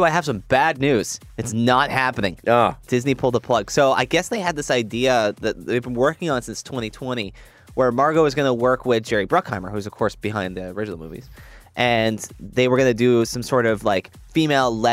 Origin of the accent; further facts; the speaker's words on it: Brampton, Ontario, Canada; I grew up in Brampton